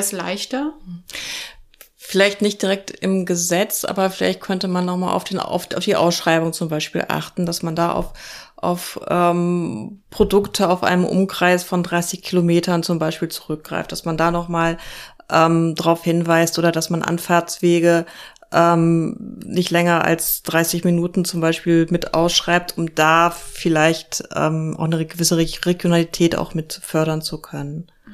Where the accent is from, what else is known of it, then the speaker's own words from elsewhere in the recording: Lower Saxony, Germany; ich komme aus Niedersachsen